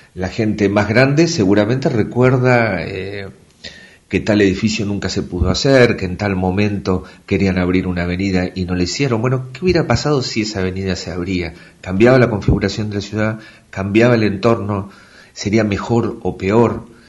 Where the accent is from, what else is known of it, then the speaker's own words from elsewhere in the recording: Tandil, Buenos Aires Province, Argentina; also born or lived in Mar del Plata; now in Comodoro Rivadavia, Argentina; Yo nací en Tandil, así que este siempre íbamos a veranear a, Mar del Plata y después estudié en Mar del Plata